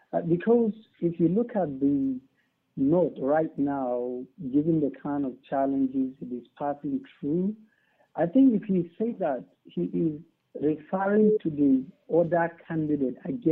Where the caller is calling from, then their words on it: Tanzania; I'm calling you from Tanzania.